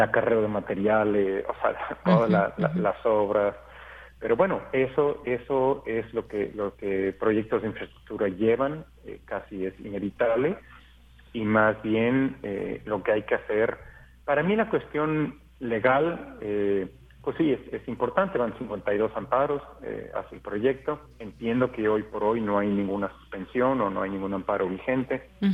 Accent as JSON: {"language": "Spanish", "country": "Mexico", "said": "para mí como mexicano"}